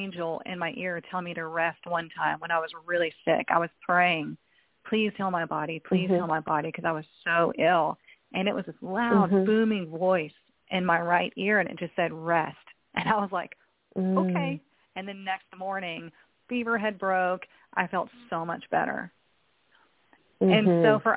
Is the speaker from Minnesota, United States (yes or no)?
no; Texas, United States; I grew up in Texas